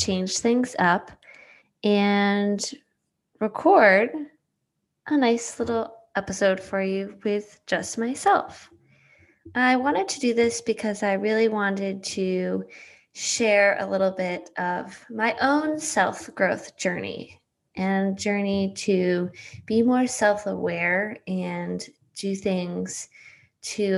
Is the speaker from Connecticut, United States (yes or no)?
yes; Coventry, Connecticut, United States; I grew up in Coventry, Connecticut, a small cow town